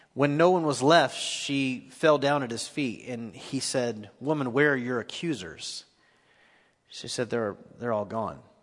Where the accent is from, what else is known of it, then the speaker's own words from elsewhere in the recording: Nashville, Tennessee, United States; I'm from East Nashville.